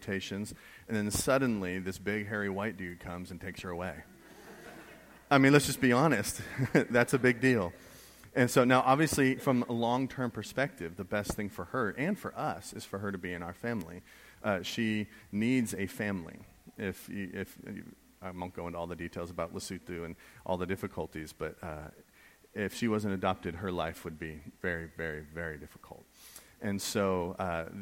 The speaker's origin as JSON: {"language": "English", "region": "New England", "country": "United States", "tie": "born or raised there", "said": "I grew up in New England."}